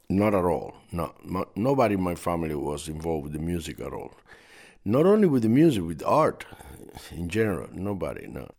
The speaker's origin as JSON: {"language": "English", "region": "Artemisa", "country": "Cuba", "tie": "born or raised there", "also_born_or_lived": "Havana", "said": "my village where I grew up in Artemisa, which is a very small"}